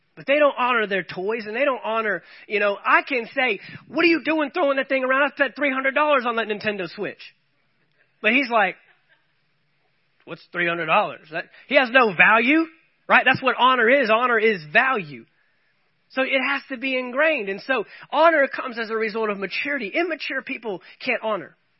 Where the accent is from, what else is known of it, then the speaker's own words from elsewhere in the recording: United States; as well as being American citizens